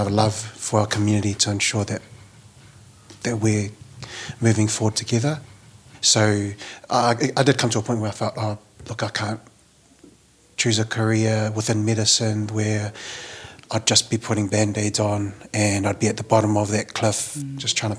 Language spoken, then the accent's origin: English; Auckland, New Zealand; Being Samoan, growing up in South Auckland